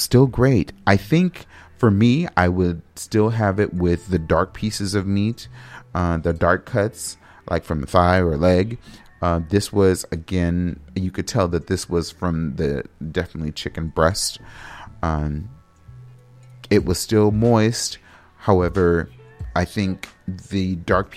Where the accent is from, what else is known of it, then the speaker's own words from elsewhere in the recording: United States; I'm an American